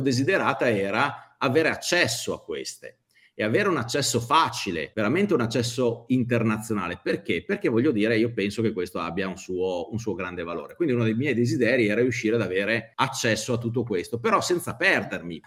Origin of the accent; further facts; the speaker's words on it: Udine, Friuli-Venezia Giulia, Italy; Sono di Udine, eh, lavoro eh, almeno due giorni a settimana a Milano